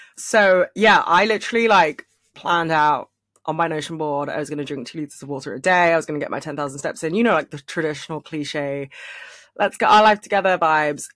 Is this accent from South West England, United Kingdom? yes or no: no; London, United Kingdom; I am from London